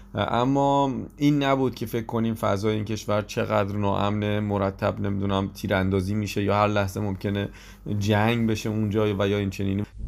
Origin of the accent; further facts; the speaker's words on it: Iran; ما از ایران اومدیم